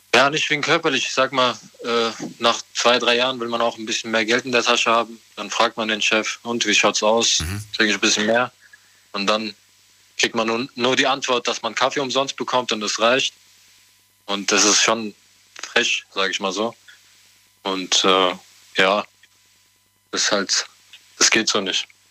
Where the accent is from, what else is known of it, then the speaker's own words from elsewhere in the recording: Offenbach, Hesse, Germany; ich komme aus Offenbach.